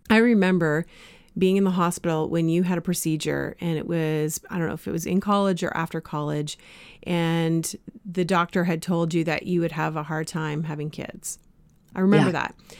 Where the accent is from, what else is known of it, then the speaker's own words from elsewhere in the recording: Canada; also born or lived in Springfield, United States; I was from Canada